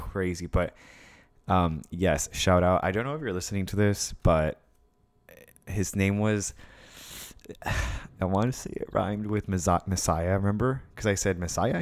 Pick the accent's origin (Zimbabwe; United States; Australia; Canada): United States; California; I'm from Cali